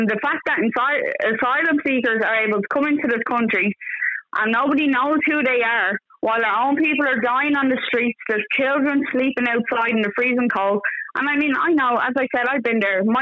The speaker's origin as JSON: {"language": "English", "town": "Dublin", "region": "Leinster", "country": "Ireland", "moved": "yes", "lives_now": "Wexford, Ireland", "said": "I'm not from East Wall. I'm not from anywhere near that. I'm from Finglas and I live in Wexford now."}